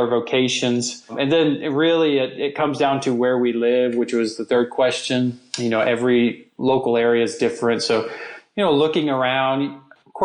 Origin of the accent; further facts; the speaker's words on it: United States; being an American, one skill we all have is we speak English.